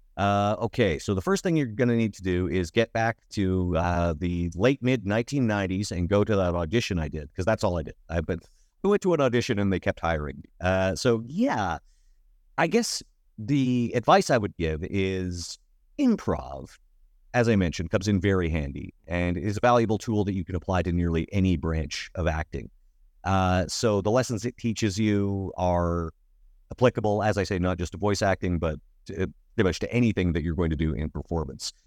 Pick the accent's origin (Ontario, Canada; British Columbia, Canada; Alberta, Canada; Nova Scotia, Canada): Alberta, Canada; Sedgwick; now in Edmonton, Canada; a nerdy kid growing up in Sedgwick